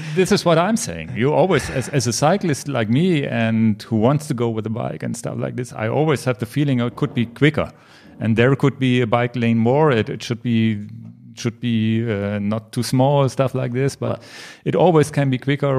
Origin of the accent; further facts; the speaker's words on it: Hanover, Lower Saxony, Germany; English is a second language; here in my hometown hometown Hanover